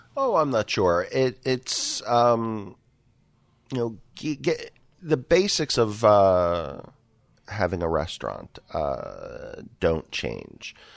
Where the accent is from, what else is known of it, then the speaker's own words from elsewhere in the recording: Philadelphia, Pennsylvania, United States; now in Rochester, United States; grew up and cut my teeth in, uh, in and around Philadelphia